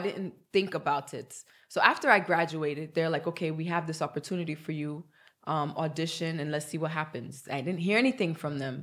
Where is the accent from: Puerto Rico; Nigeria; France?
Nigeria; moved away; I'm Nigerian